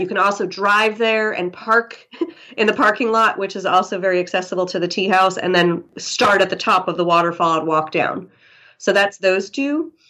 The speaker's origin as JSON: {"language": "English", "town": "New York City", "region": "New York", "country": "United States", "moved": "as an adult", "lives_now": "Kerikeri, New Zealand", "said": "I'm from New York City"}